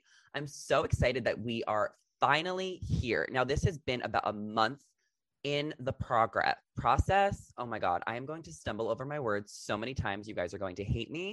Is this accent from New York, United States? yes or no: yes; Long Island, New York, United States; moved away as an adult; also born or lived in New Jersey; now in Los Angeles, United States; I grew up in Long Island, New York. That's where I'm from